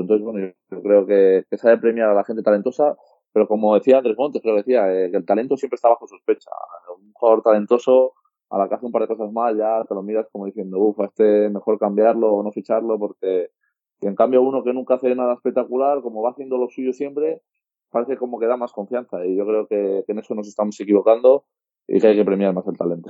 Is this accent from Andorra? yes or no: yes; Andorra; also born or lived in Spain; La verdad es que soy español, pero nací en Andorra